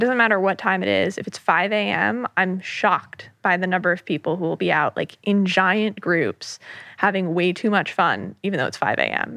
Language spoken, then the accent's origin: English; New York City area, United States; born and raised in the New York City area. I grew up in the suburbs right outside of the city